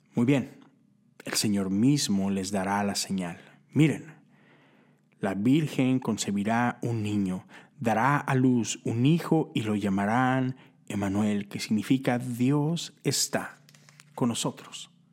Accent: Monterrey, Nuevo León, Mexico; now in Houston, United States; vivo en Texas, vivo en Houston, crecí en Monterrey, Nuevo León

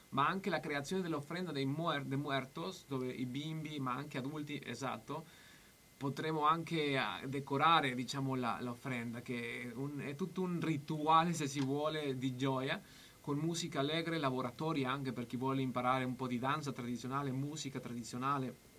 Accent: Mexico; now in Bologna, Italy

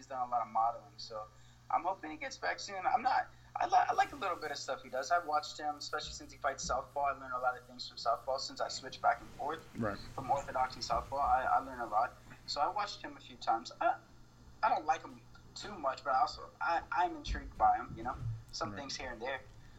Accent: Miami, Florida, United States; born there; I was born in Miami. And then I got adopted from there, from my great mom and dad now.

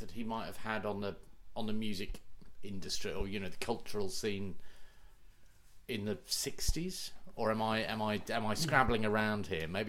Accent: Suffolk, East of England, United Kingdom; I come from Suffolk as well, yes.

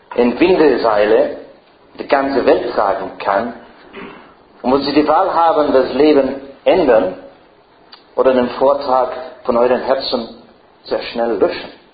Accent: Ireland; first language English; German is a second language; now in Frankfurt, Germany; Ich bin kein Engländer. Äh, ich spreche, meine, meine Muttersprache ist doch Irisch. Meine Großmuttersprache ist, ah, no, meine Muttersprache ist Englisch

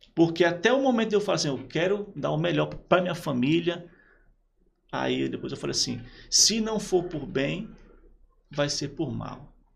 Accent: Praia Grande, São Paulo, Brazil; moved away as an adult; also born or lived in São Vicente / Piauí; eu sou de São Paulo, né? Nasci em São Vicente

